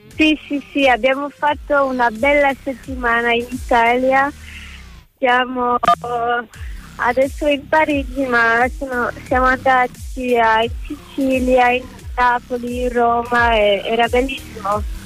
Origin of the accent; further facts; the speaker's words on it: Liège, Wallonia, Belgium; first language French; Italian is a second language; Io sono belga, sono nata a Lieti